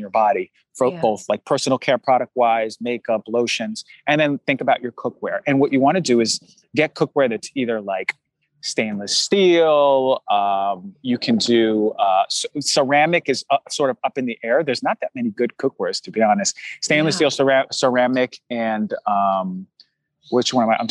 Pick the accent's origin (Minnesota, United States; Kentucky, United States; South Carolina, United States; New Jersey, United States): New Jersey, United States; I'm from New Jersey